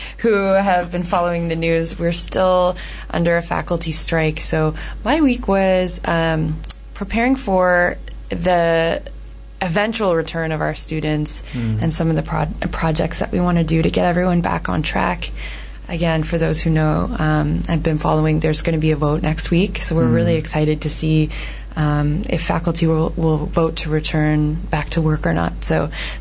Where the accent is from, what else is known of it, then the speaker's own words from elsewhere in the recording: Canada; as a Canadian